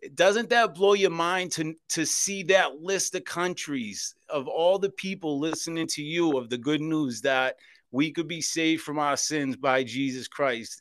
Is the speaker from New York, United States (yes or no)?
no; Boston, Massachusetts, United States; born or raised there